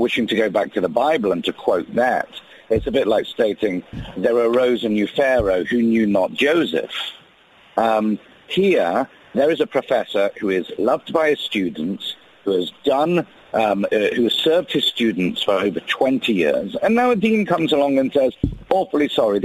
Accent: United Kingdom; accent: British; now in United States

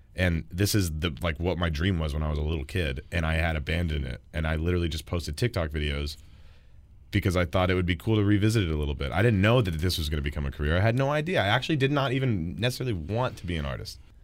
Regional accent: Texas, United States; I'm from Texas, where we pride ourselves in the tacos

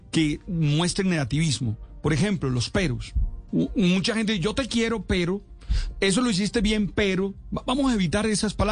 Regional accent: New York, United States; also born or lived in Mexico; yo llegué con mi madre a los cinco años, crucé la frontera eh, México, Estados Unidos eh, y este crecí en Nueva York, indocumentado

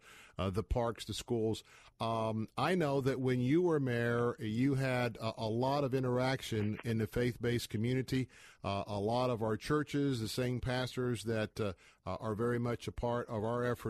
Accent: Tampa, Florida, United States; born and raised in Tampa

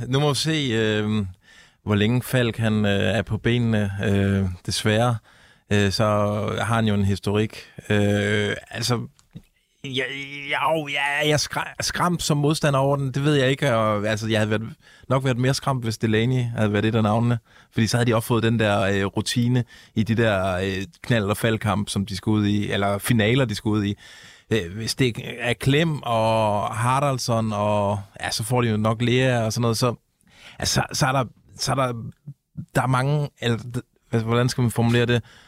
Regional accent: Odense, Southern Denmark, Denmark; Odense, hvor jeg kommer fra

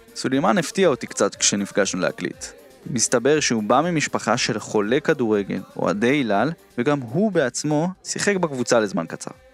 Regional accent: Jerusalem, Jerusalem District, Israel; אני אומר את זה כירושלמי רוב חיי

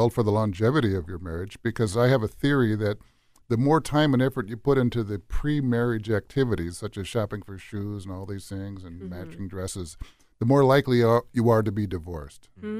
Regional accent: St. Paul, Minnesota, United States; Okay, well, that's better, because I'm from St. Paul.

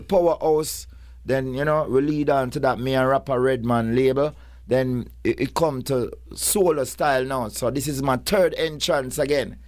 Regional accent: Kingston, Jamaica; I come, like, like four ro-, roads from where Purple Man come from. Kingston eleven, Oakland Road

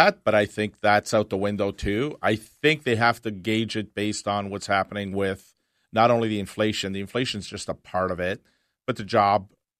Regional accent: Canada; it's disappointing as a Canadian to see our government officials.

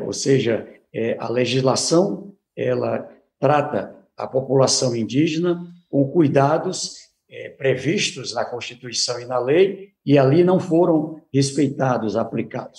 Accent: Brazil; Somos brasileiros

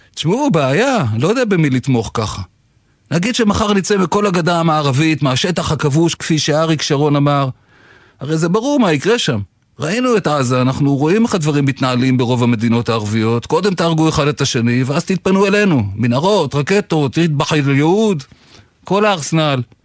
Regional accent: Israel; נולדתי כאן

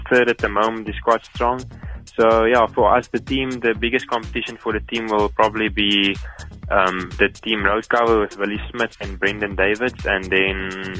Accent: Western Cape, South Africa; I've been racing some league races in the Western Cape. And yeah, it's always important for me to perform as good as I can in the Western Cape, in my hometown.

